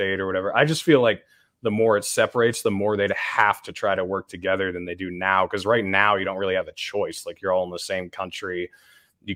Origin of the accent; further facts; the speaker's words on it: New Hampshire, United States; now in Utah, United States; I'm from New Hampshire